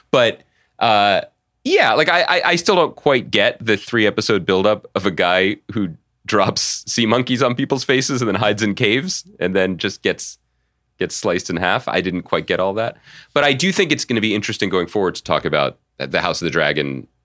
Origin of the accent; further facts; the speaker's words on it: Philadelphia, Pennsylvania, United States; I'm a huge fan of the pod, and I'm from Philly.